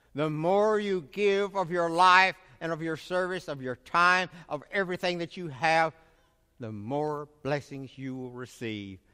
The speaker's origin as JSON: {"language": "English", "region": "Middle Tennessee", "country": "United States", "tie": "born or raised there", "said": "in my community where I grew up in Middle Tennessee"}